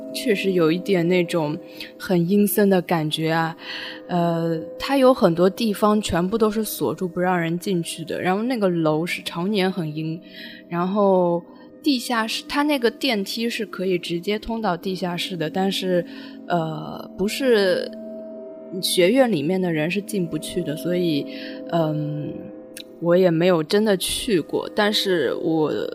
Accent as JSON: {"language": "Chinese", "region": "Shanghai", "country": "China", "tie": "born or raised there", "said": "我们俩是作为土生土长的上海人"}